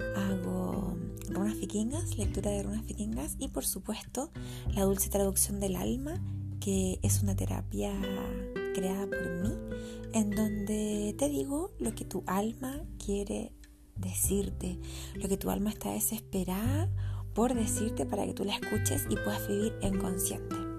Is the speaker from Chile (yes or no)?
yes; Santiago, Santiago Metropolitan Region, Chile; now in Los Andes, Chile; soy de Santiago de Chile, que actualmente vivo en los Andes con mi familia